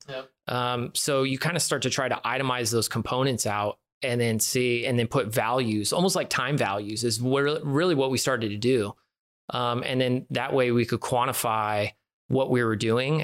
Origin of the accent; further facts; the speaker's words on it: San Francisco Bay Area, California, United States; now in Phoenix, United States; I'm from the San Francisco Bay Area originally